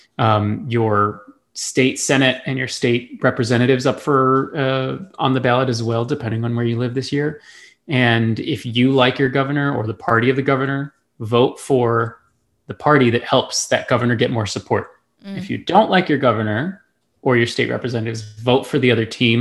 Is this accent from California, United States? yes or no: no; El Paso, Texas, United States; I'm from El Paso, Texas